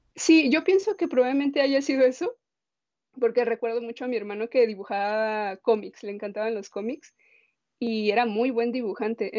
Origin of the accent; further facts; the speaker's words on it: Guadalajara, Jalisco, Mexico; also born or lived in San Luis Potosí; Yo crecí en la ciudad, bueno, en Guadalajara, pero yo nací en San Luis Potosí, solo nací ahí y jamás he vuelto.